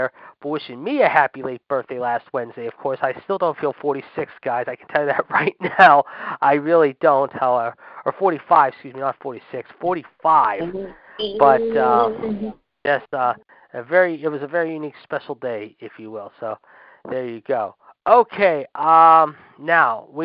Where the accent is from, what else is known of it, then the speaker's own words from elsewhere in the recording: Pittsburgh, Pennsylvania, United States; my hometown, Pittsburgh